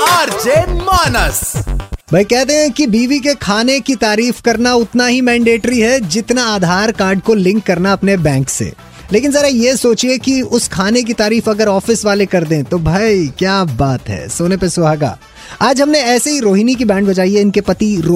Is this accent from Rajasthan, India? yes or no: no; Jammu, Jammu and Kashmir, India; मैं ना इधर यहीं पे जम्मू का ही रहने वाला हूँ